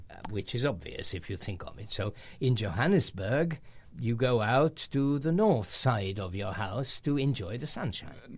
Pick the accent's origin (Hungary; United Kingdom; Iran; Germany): Hungary; in current Hungarian, we say celeb